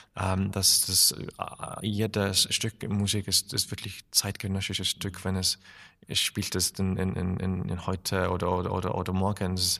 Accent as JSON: {"language": "German", "country": "Iceland", "also_born_or_lived": "Berlin, Germany", "second_language": "German", "said": "meine Heimat ist wirklich in Island, aber ich habe auch eine Wohnung hier"}